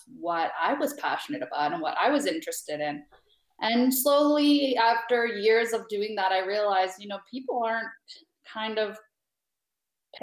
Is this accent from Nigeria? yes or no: no; Canada; moved away; I'm from Canada